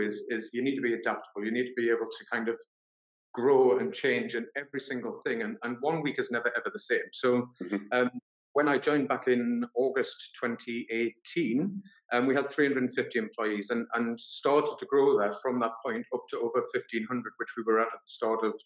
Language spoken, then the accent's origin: English; Newcastle upon Tyne, North East England, United Kingdom; also born or lived in Sunderland; I'm actually from Newcastle